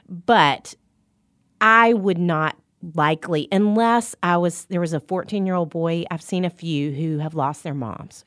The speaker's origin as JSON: {"language": "English", "town": "Little Rock", "region": "Arkansas", "country": "United States", "moved": "as an adult", "lives_now": "Nashville, United States", "said": "I'm from Little Rock, Arkansas."}